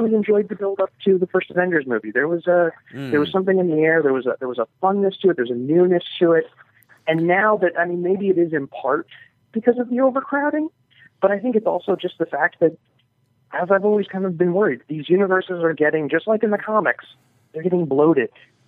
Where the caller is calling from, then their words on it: New York, United States; from New York